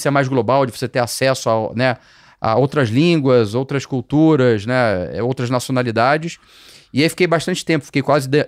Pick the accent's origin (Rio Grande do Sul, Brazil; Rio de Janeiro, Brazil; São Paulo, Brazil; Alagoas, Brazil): Rio de Janeiro, Brazil; É, eu ainda morava no Rio, sou carioca, né? Para quem ainda não percebeu